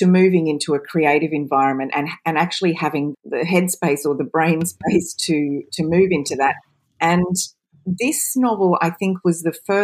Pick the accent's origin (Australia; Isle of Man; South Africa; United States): Australia; accent: Australian; also born or lived in United Kingdom; You can probably tell from my accent I'm Australian, but I lived between the UK and Australia for so many years